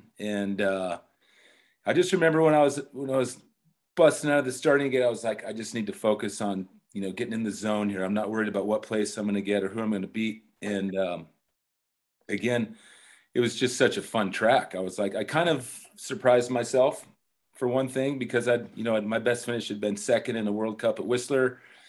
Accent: United States; as an American skier

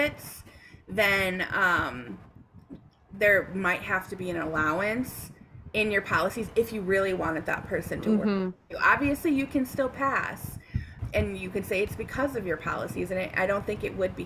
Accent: Connecticut, United States; moved away; I'm from Connecticut originally

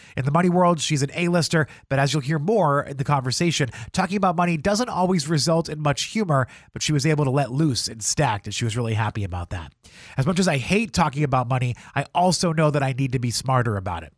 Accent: New Hampshire, United States; moved away as an adult; also born or lived in Philadelphia; now in Baltimore, United States; I grew up in New Hampshire

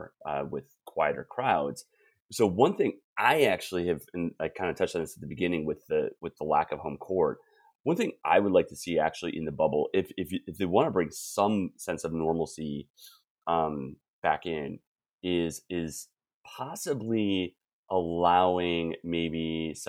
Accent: Wisconsin, United States; now in Bay Area, United States; growing up in Wisconsin

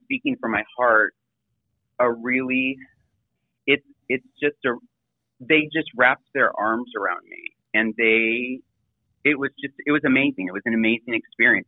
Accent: Seattle, Washington, United States; also born or lived in Bremerton, Washington; I grew up in Seattle

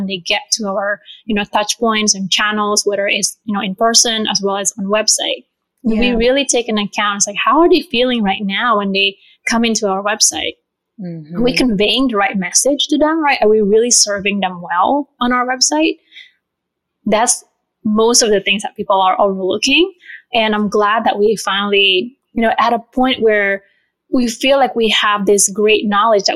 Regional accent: Bali, Indonesia; now in Chicago, United States; I was originally born and raised in Bali

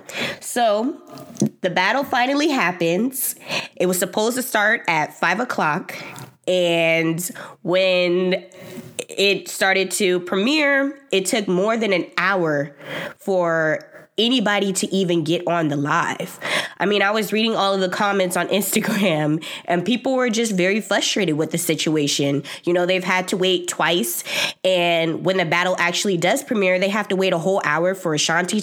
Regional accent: Bay Area, California, United States; I'm from the Bay Area

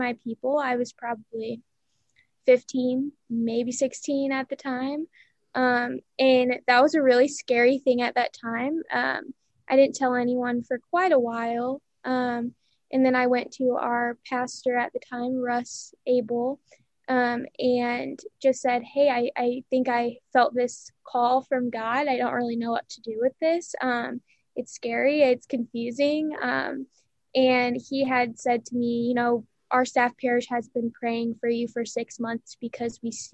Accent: Fort Wayne, Indiana, United States; I grew up in Fort Wayne

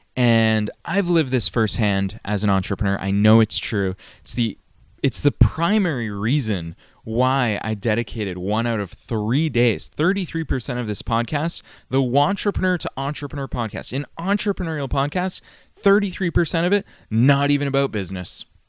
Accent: Massachusetts, United States; moved away; I was still living in my hometown in Massachusetts

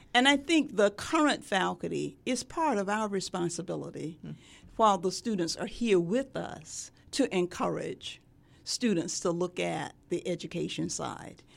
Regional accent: Sumter, South Carolina, United States; moved away as an adult; also born or lived in Durham, North Carolina; now in Norfolk, United States; my hometown is Sumter, South Carolina.

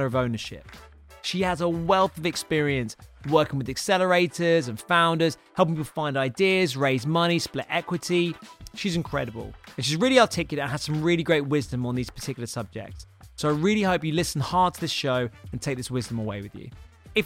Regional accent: United Kingdom; we're both British

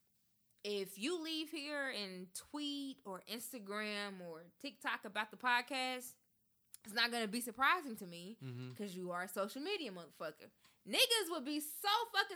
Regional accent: Memphis, Tennessee, United States; now in Nashville, United States; I'm from Memphis. I'm from the cloth of real nigga

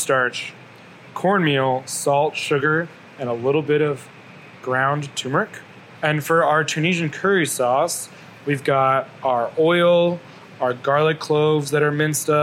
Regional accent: the South, United States; I grew up in the South

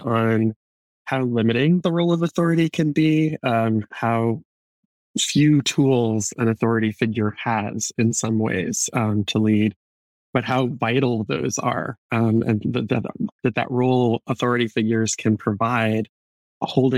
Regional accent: North Carolina, United States; I grew up in the American South in North Carolina

